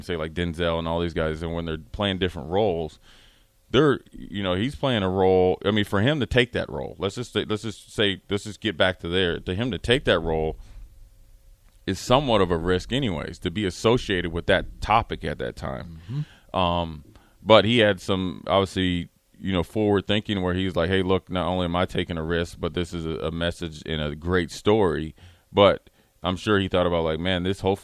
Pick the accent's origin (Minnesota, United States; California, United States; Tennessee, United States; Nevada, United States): Minnesota, United States; moved away; I'm coming from Minnesota